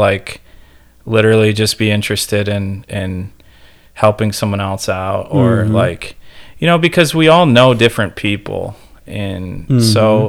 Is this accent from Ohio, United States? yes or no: yes; Ohio, United States; now in Manistee, United States; I grew up in Ohio